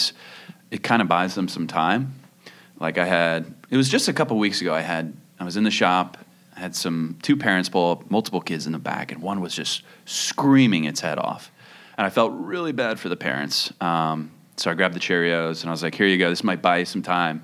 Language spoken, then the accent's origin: English; Kennett Square, Pennsylvania, United States; moved away as an adult; also born or lived in Portland; I grew up outside of Philly in a town called Kennett Square, Pennsylvania